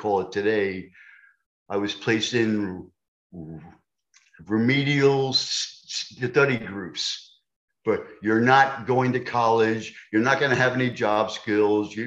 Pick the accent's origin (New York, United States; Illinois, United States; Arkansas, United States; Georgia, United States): New York, United States; accent: New York; moved away; also born or lived in Delaware; I'm a New Yorker. Tough kids. Tough kids and unmerciful. I mean, I had to fight almost every day